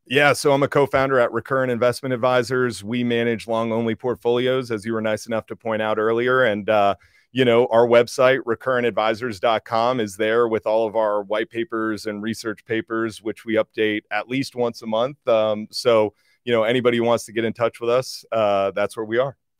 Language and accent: English; New Jersey, United States; I grew up in New Jersey